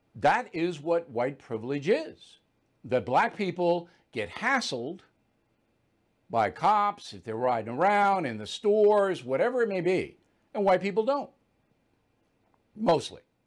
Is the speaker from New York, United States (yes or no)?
yes; Levittown, New York, United States; moved away; I came from Levittown, there's not a lot of white privilege in Levittown